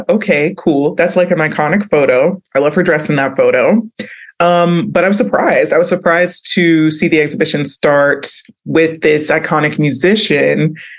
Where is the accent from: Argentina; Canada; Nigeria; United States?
Nigeria; you know, as a Nigerian, like that's what we wore to cultural events, community events.